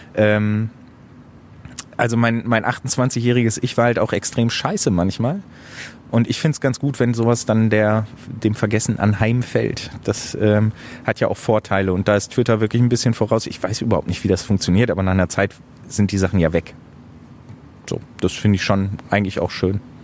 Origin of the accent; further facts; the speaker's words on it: Hamburg, Germany; also born or lived in Bochum; now in Essen, Germany; Also da ich in Hamburg geboren bin, ist Hamburg ein bisschen Heimat. Essen ist ein bisschen Heimat, weil ich da wohne.